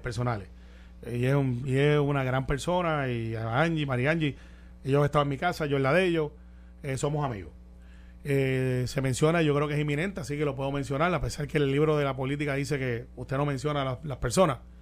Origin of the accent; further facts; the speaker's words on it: Guaynabo, Puerto Rico; Conozco todos los rincones de Guaynabo. Yo soy de Guaynabo, Santa Rosa dos, Cantagallo